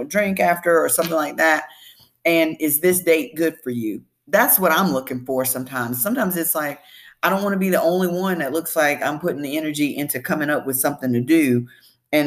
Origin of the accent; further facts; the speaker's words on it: the South, Southern United States, United States; I'm a Southerner, Southern Belle, born and bred